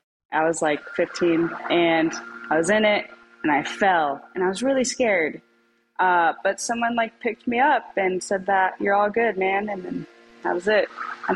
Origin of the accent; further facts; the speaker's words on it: Pacific Northwest, United States; Well, I played Milo plenty of times before because I'm from the Pacific Northwest.